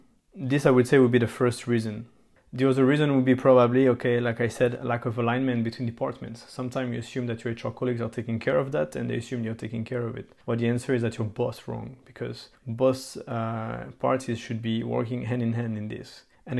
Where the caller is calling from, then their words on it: Belgium; I mean, I'm talking here from Belgium here, so it's common that you need to ask for a specific layout.